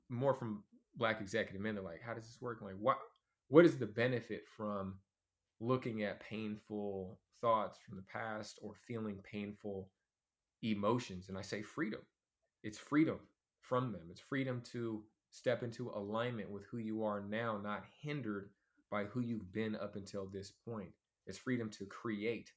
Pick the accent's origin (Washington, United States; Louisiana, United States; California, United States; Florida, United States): California, United States; Oakland; also born or lived in Alameda, California / Los Angeles, California; I'm from Oakland, California, as well as Alameda, two cities right next to each other